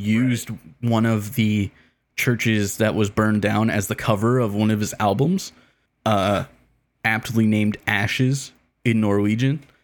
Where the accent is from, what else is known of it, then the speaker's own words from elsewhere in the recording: Canada; as a Canadian